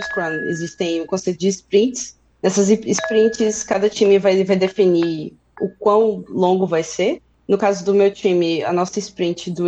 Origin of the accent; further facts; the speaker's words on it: Feira de Santana, Bahia, Brazil; now in Berlin, Germany; eu moro aqui em Berlim já tem um pouco mais de um ano, mas eu sou do interior da Bahia, de Feira de Santana.